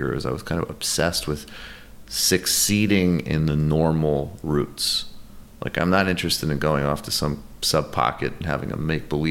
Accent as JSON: {"language": "English", "area": "Western Mass", "region": "rural Massachusetts", "country": "United States", "tie": "born or raised there", "also_born_or_lived": "New York", "said": "I grew up mostly in Massachusetts, mostly in rural Massachusetts."}